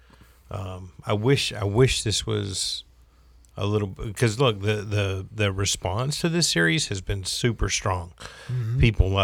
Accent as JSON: {"language": "English", "region": "the South", "country": "United States", "accent": "Carolina", "said": "I'm from the South."}